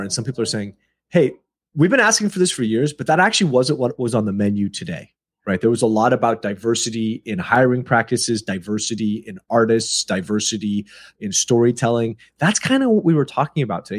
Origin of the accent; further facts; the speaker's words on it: United States; I'm born and raised in America